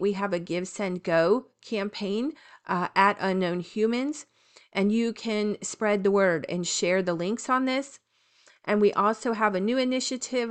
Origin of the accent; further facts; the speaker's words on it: Florida, United States; I am from Florida